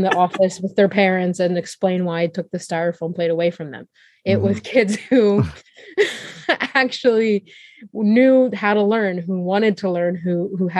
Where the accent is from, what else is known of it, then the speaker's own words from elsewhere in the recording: United States; I'm Syrian American